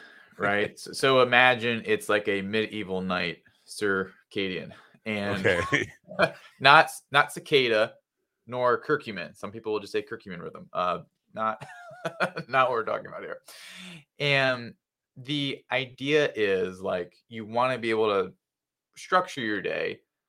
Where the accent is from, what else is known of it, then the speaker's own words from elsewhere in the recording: New Jersey, United States; So I'm originally from New Jersey. I've made it out of there.